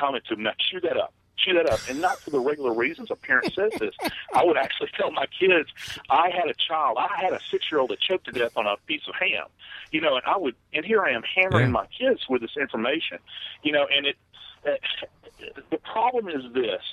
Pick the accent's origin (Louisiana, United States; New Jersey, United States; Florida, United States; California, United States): Louisiana, United States; New Orleans; moved away; It's my hometown